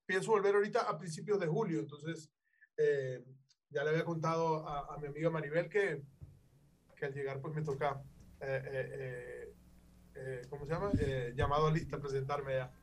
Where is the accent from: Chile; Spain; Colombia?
Colombia; Caribbean coast; de donde vengo, de la tierra, de la costa norte colombiana